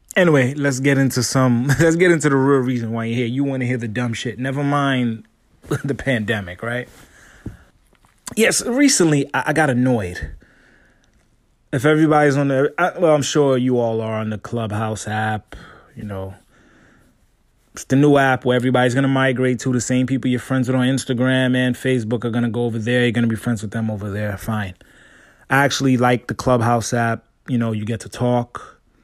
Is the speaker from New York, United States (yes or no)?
yes; New York City, New York, United States; growing up in New York City. Everything is fast, fast, fast, fast